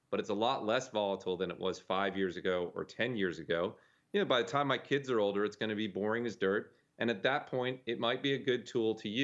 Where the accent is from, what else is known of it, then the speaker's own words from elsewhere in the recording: United States; as an American citizen